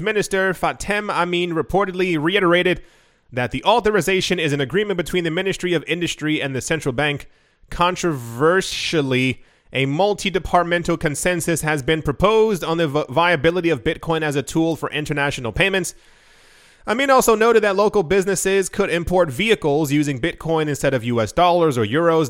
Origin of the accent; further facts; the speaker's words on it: United States; I grew up in America